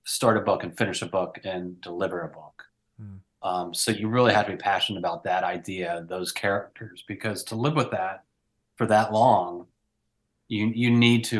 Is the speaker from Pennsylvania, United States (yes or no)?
yes; Pennsylvania, United States; someone I grew up with in Pennsylvania